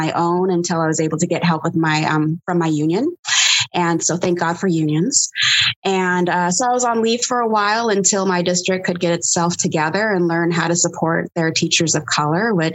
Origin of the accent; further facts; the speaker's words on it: the Bay Area, California, United States; now in Portland, United States; I am currently living in Portland, Oregon, which is a horror movie within itself. But I'm actually from the Bay Area.